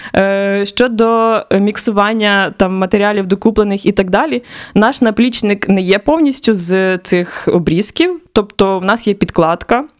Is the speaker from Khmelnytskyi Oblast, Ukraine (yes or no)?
yes; Khmelnytskyi Oblast, Ukraine; also born or lived in Kharkiv; now in Lviv, Ukraine; сама я родом з Хмельницької області, я не є львів'янкою